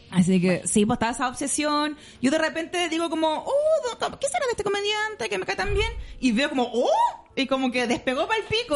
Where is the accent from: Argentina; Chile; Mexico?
Chile; Maipú, Santiago Metropolitan Region; era de Maipú, que cuando chicas éramos como los más pobres de la cuadra